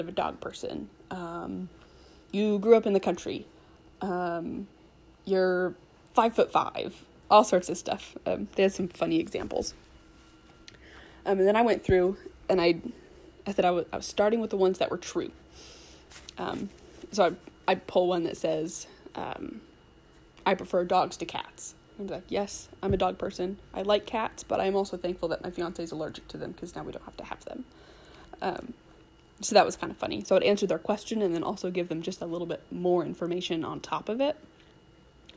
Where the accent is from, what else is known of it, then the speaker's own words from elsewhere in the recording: Boise, Idaho, United States; I grew up in the Boise area